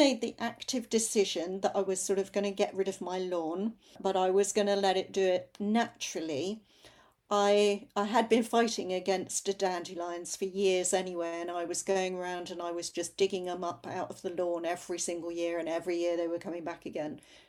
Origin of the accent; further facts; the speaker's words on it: London, United Kingdom; I grew up in North London, and bindweed used to climb up all the fences on the way to school on the North Circular Road.